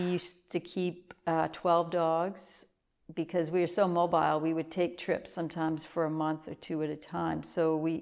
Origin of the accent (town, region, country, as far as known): South China, Maine, United States; born or raised there; moved away as an adult; also born or lived in Bangor, Maine / Alaska / Yukon; now in Newry, United States